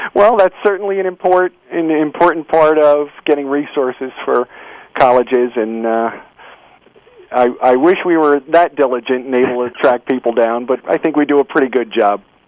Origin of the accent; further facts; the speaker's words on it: New Jersey, United States; I'm a lifelong New Jerseyan, born and bred in the Garden State